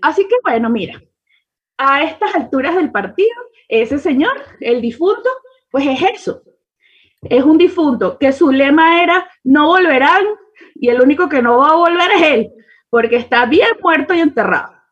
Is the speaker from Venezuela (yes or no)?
yes; Venezuela; moved away as an adult; now in Mexico; para mí como venezolana, como, migrante, como latinoamericana